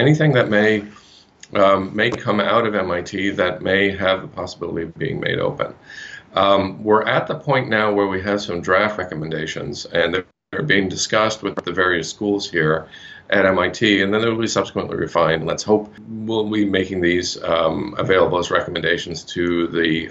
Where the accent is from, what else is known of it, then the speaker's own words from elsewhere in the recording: Nova Scotia, Canada; I'm actually from Nova Scotia